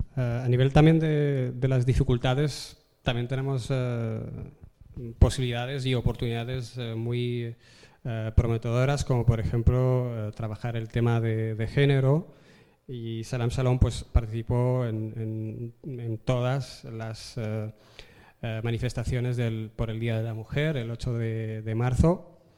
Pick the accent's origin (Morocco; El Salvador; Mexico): Morocco; Tetouan, Tanger-Tetouan-Al Hoceima; now in Spain; me crié eh, en Marruecos, he vivido toda mi vida en Marruecos y he tenido vecinos que eran judíos viviendo en la misma avenida, en, Tetuán, en el norte de Marruecos